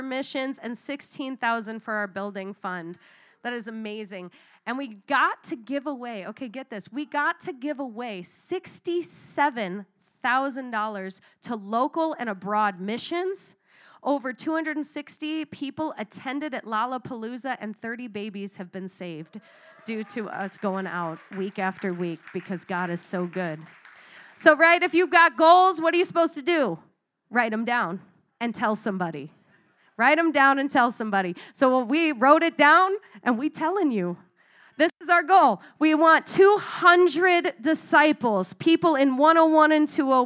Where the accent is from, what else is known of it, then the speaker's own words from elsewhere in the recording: Arizona, United States; moved away; I come from Arizona